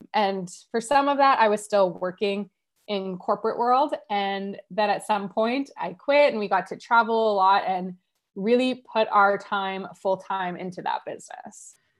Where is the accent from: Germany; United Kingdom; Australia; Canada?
Canada; Ottawa, Ontario; I'm from Ottawa, Canada, uh, born and raised.